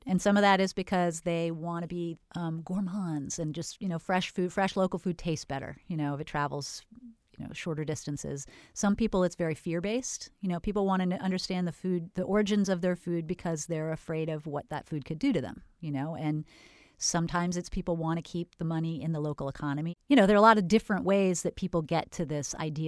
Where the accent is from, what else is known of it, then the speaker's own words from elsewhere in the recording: Northern California, United States; now in Florida, United States; I was from Northern California and moved to Florida